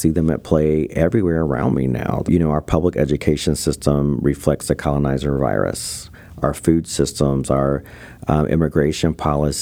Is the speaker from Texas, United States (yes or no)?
no; North Carolina, United States; being Native American in North Carolina on the East Coast